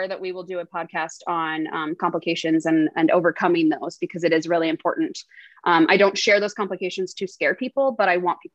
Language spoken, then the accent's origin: English; Billings, Montana, United States; I am born and raised in Billings, Montana. I still live here